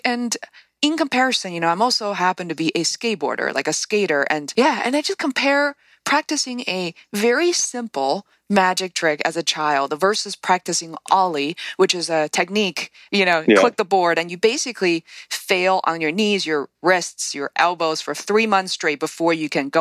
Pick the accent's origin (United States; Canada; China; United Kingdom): China; Beijing; moved away; I grew up in Beijing, China in the 80s and 90s.